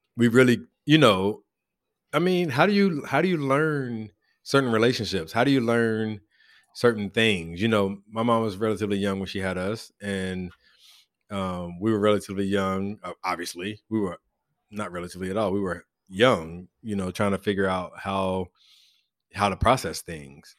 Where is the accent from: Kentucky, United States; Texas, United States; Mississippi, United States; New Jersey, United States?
Kentucky, United States; Louisville; accent: Louisville; growing up in Western Louisville